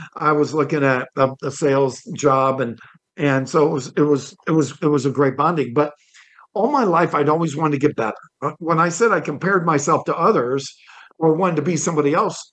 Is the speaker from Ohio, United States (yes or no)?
yes; Toledo, Ohio, United States; I was born in Toledo, Ohio, and my dad was a car dealer